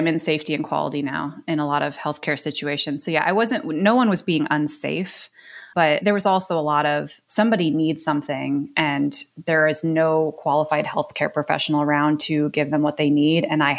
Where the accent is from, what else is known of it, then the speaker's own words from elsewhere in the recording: Ohio, United States; also born or lived in New York / Connecticut; I grew up in the Northeast, born in New York, and then was in Ohio for a sort of formative upbringing, and then hung out in Connecticut for a minute, and then back in Ohio.